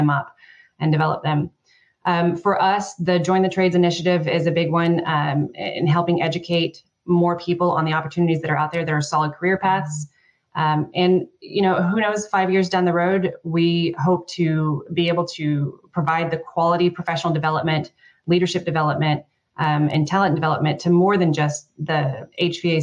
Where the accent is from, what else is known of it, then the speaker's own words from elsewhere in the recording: Texas, United States; I'm from Texas